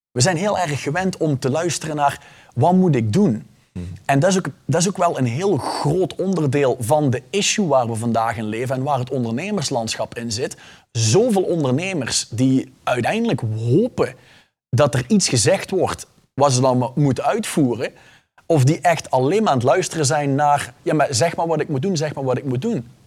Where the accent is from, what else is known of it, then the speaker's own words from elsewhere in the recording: Flanders, Belgium; ik ben geboren en getogen Vlaming. Ik heb alleen ooit een Nederlandse tonginfectie opgelopen en ik kom er niet vanaf.